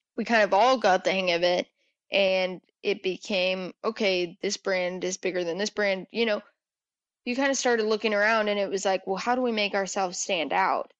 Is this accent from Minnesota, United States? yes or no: no; New Mexico, United States; moved away as an adult; now in Dallas, United States; I am from New Mexico